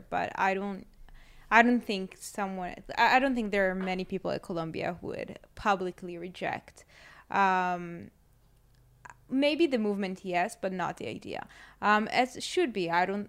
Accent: Israel; they heard I'm from Israel and they started hugging me and like, you're the daughter of God

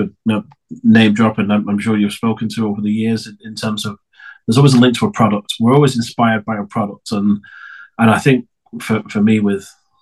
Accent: Preston, North West England, United Kingdom; I'm English. I'm not just very good at accents. I'm born and raised in a really small city called Preston.

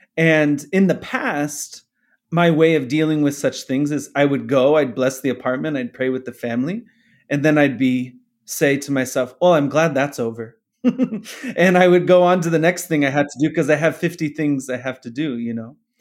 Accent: Phoenix, Arizona, United States; I'm from here, grew up here

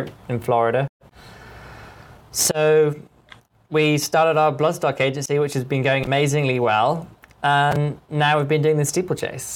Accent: Ireland; moved away as an adult; now in United States; I grew up in Ireland on a farm

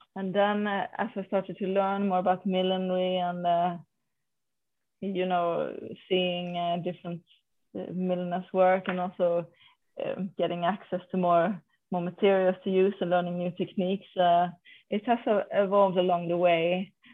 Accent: Sweden

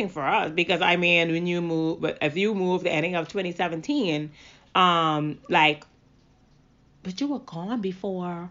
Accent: Grand Bahama, Bahamas; moved away as an adult; I'm from Grand Bahama. I moved here years back. I think like I was maybe about... it was shortly after high school.

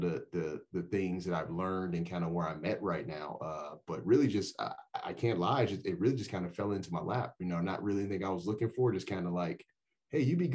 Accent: Chicago, Illinois, United States; moved away as an adult; also born or lived in Florida; now in Albuquerque, United States; I'm originally from Chicago. Went to college in Florida.

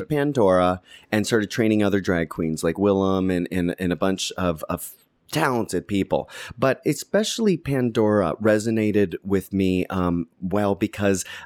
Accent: Canada; Uh, well, I'm from Canada, small town.

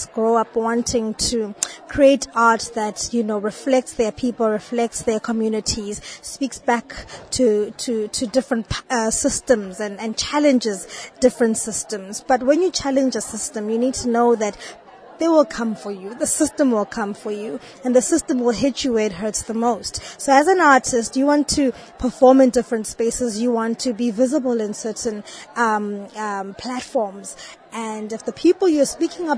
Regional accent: South Africa; I am from South Africa

